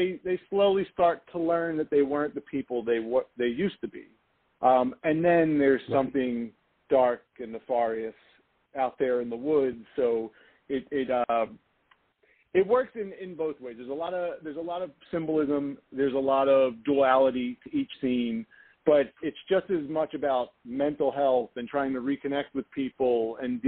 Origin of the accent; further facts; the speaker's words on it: Philadelphia, Pennsylvania, United States; I grew up I grew up in South Philadelphia in an Italian American neighborhood